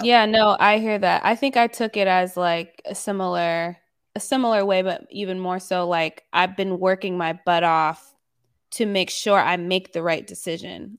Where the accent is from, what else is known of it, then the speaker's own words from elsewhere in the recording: the South, United States; I was raised mainly in the South